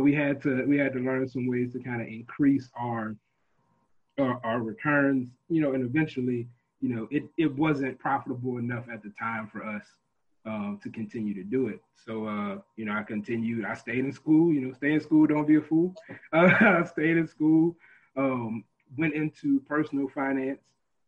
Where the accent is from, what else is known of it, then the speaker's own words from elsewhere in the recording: Baton Rouge, Louisiana, United States; moved away as an adult; now in Austin, United States; I'm actually from Baton Rouge, Louisiana, born and raised, moved out to Austin, Texas about 6 years ago.